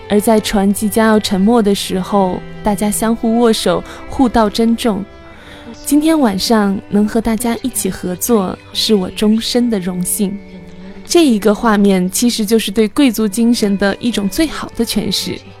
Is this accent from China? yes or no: yes; China; 我们中国人